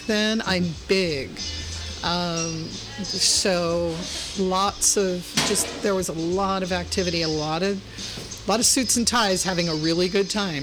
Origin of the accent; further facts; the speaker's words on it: Florida, United States; moved away as an adult; also born or lived in Missouri / Hollywood, Los Angeles; now in San Francisco, United States; I was born in Missouri, raised in Florida